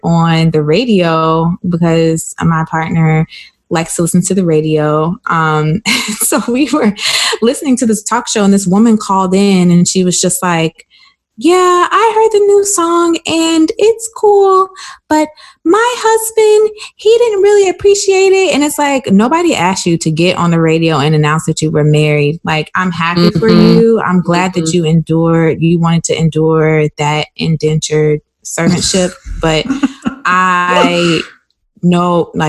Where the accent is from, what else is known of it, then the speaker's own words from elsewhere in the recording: South Carolina, United States; I grew up in South Carolina. And if you couldn't tell by the way I sound, well, that's why I grew up.